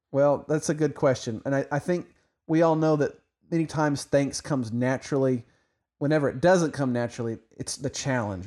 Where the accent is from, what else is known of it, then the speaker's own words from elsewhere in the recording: Oklahoma, United States; now in Texas, United States; even though I live in Texas, I'm an Oklahoman